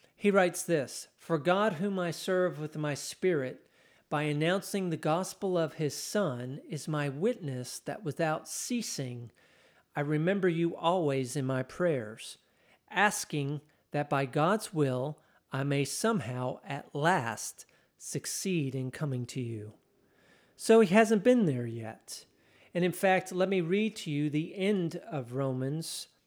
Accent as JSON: {"language": "English", "region": "Texas", "country": "United States", "said": "I'm Texan."}